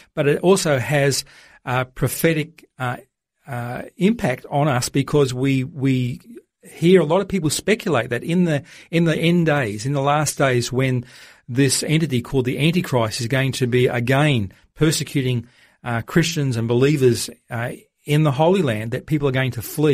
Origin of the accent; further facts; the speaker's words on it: Australia; as an Australian